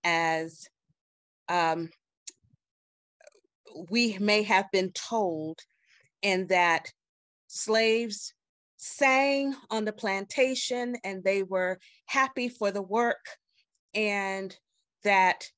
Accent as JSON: {"language": "English", "region": "South Carolina", "country": "United States", "tie": "born or raised there", "said": "I grew up in South Carolina"}